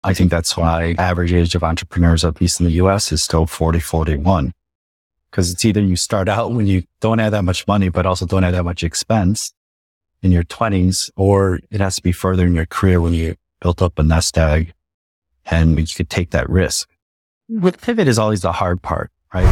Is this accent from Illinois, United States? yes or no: yes; Chicago, Illinois, United States; moved away as an adult; also born or lived in South Korea; I grew up in Chicago and lived in the U S. I'm Korean American